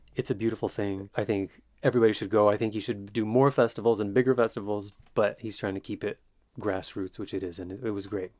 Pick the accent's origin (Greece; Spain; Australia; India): Greece; moved away as an adult; now in Philadelphia, United States; 10 years here in Philly, and um, I grew up in Greece.